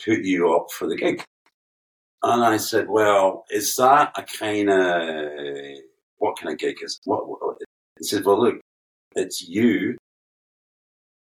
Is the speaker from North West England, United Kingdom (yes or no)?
no; Prestwick, Scotland, United Kingdom; also born or lived in Glasgow; from Prestwick in the west coast of Scotland. I'm actually from Glasgow.